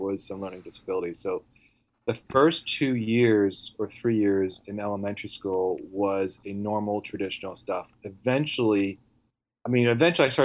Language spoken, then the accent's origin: English; Vancouver, British Columbia, Canada; first language Italian; English is a second language; now in Pennsylvania, United States; I was born in Canada, Vancouver